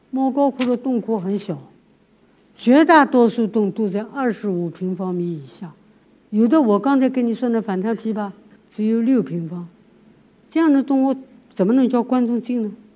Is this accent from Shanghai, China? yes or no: yes; Shanghai, China; moved away as an adult; now in Dunhuang, China; 我小的时候在上海